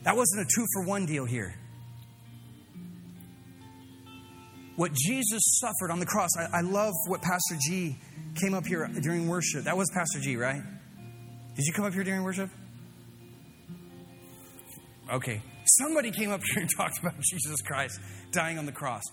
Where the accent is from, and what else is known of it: Fresno, California, United States